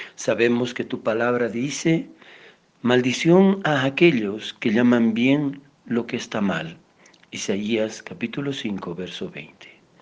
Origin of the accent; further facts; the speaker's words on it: Bolivia; Nosotros como bolivianos